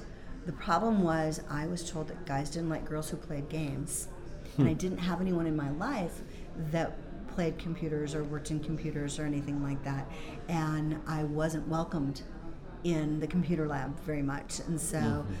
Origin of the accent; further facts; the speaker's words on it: Minnesota, United States; I'm coming from Minnesota